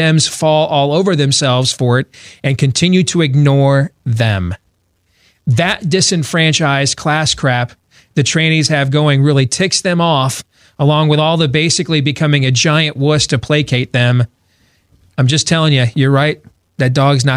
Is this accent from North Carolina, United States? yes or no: no; suburb of Grand Rapids, Michigan, United States; I grew up in a racially diverse state, although I lived in one of the lily white suburbs of that racially diverse state